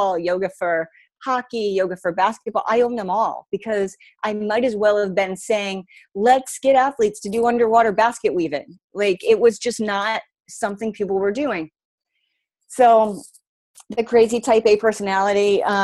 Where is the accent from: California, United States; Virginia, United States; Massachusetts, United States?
Massachusetts, United States; Boston; I'm from Boston